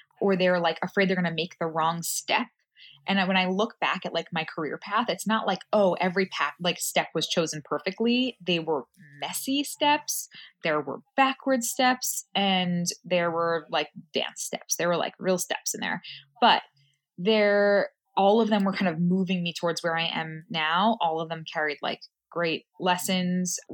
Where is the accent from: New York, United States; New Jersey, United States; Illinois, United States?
New York, United States; New York City; I grew up in Queens.